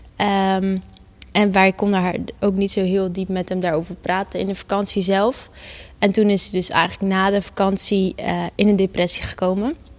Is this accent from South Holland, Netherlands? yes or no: yes; Gouda, South Holland, Netherlands; ik ben geboren en getogen in Gouda.